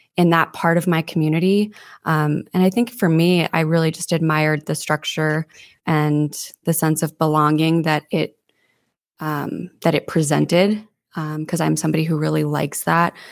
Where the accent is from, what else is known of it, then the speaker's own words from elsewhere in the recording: Santa Fe, New Mexico, United States; moved away as an adult; also born or lived in Denver; now in Monterey, United States; I was born and raised in Santa Fe, New Mexico